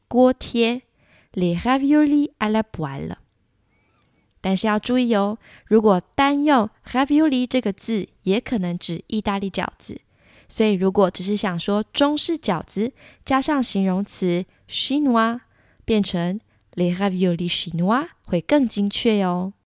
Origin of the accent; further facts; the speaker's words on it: Taiwan; 像我这种土生土长台湾人